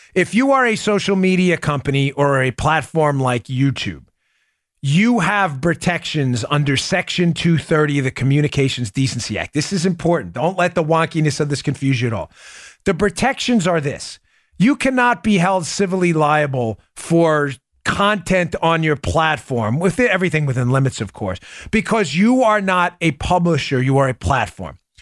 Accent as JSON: {"language": "English", "region": "New York", "country": "United States", "said": "I'm an Italian from New York"}